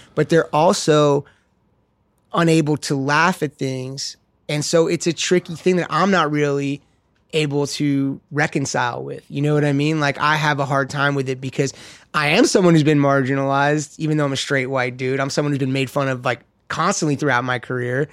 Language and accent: English; Los Angeles, California, United States; I grew up skating in West L